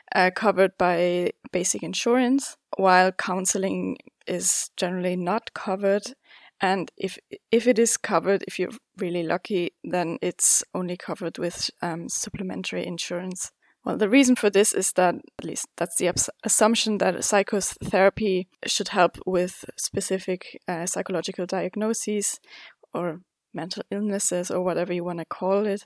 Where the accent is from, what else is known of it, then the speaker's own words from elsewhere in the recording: Zurich, Switzerland; also born or lived in China; I was born and raised here in Zurich in Switzerland